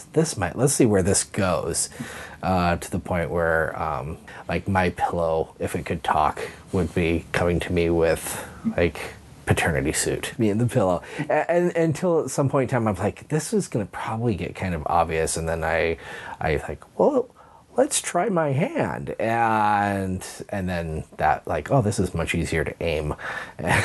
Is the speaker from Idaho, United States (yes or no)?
yes; Hayden Lake, Idaho, United States; originally I am from Hayden Lake, Idaho. So I was probably 6 years old. It was in basically what became my hometown